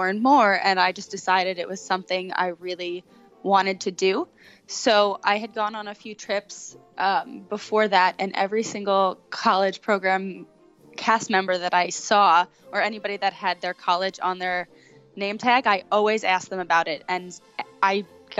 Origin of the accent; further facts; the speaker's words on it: Long Island, New York, United States; moved away as an adult; also born or lived in Allentown, Pennsylvania / Florida; I'm from Long Island, New York